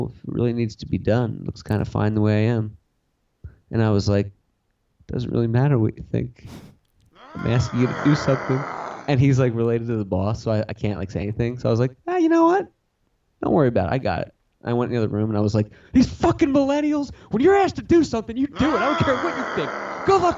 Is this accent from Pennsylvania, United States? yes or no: yes; Philadelphia, Pennsylvania, United States; now in Los Angeles, United States; I'm from Philly.